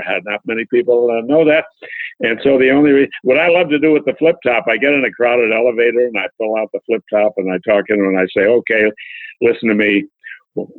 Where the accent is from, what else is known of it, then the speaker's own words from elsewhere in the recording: Buffalo, New York, United States; my hometown of Buffalo